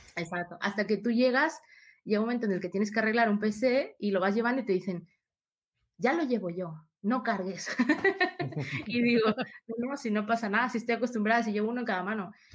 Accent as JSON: {"language": "Spanish", "country": "Peru", "tie": "born or raised there", "moved": "yes", "said": "yo nací en Perú, empecé a estudiar allá, ingeniería informática"}